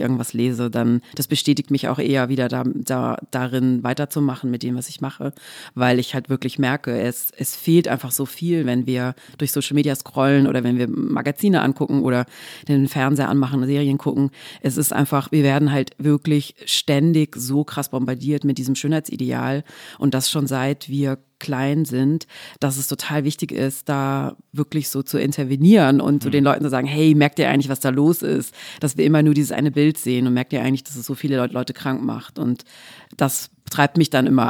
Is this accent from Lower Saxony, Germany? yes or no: no; Swabia, Baden-Württemberg, Germany; ich komme aus dem Schwabenländle